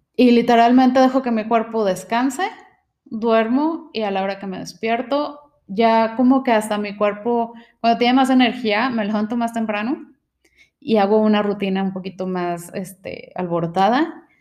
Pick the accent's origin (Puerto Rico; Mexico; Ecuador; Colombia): Mexico; nuestros ancestros vivían del maíz, eh, es algo que tenemos como mexicanos